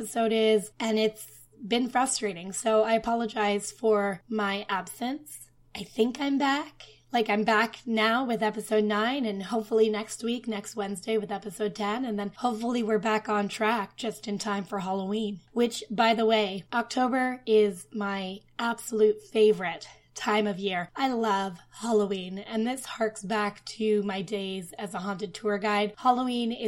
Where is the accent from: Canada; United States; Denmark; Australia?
Canada; Ottawa, Ontario; now in Toronto, Canada; I'm from Ottawa